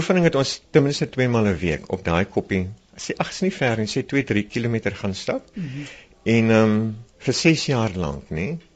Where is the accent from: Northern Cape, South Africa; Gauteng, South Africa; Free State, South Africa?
Northern Cape, South Africa; Calvinia; born there; Ja, ja, ek is gebore in Kalvinia.